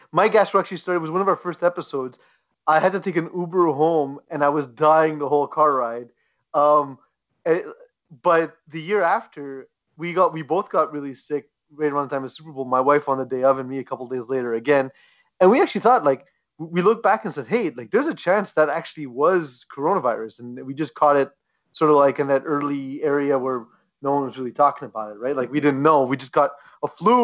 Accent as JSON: {"language": "English", "town": "Montreal", "region": "Quebec", "country": "Canada", "said": "We are a podcast from Montreal and from Quebec, and we are very proud of our roots"}